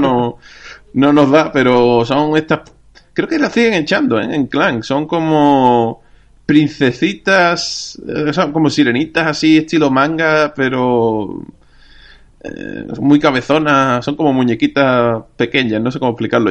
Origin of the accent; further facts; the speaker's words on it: Andalusia, Spain; nosotros como andaluces